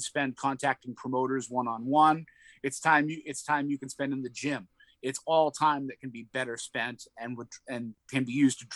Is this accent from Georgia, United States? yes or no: no; Boston, Massachusetts, United States; accent: Boston; my Boston accent kind of sets me apart. Sometimes it drifts in and out, but I'm not ashamed of it.